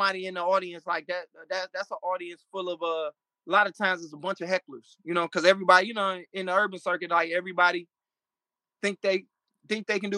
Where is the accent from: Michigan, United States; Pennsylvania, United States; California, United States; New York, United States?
Michigan, United States; also born or lived in Florida; a guy that I grew up with named Clayton Thomas, who was a big comedian out in L.A. We went to high school together. Saw him at Wayne State University up here